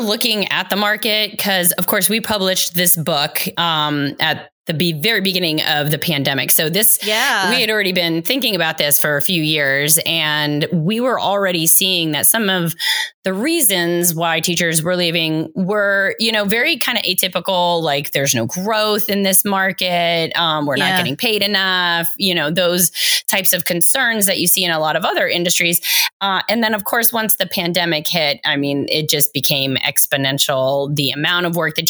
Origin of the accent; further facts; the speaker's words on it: Rome, Lazio, Italy; now in United States; I grew up in Rome, Italy, as an Italian-American, barely speaking Italian, and then was whisked away to America.